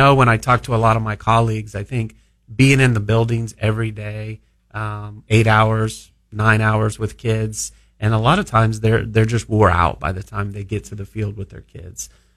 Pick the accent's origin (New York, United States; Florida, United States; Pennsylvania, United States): Florida, United States; South; growing up in South Florida was kind of a melting pot of just different cultures.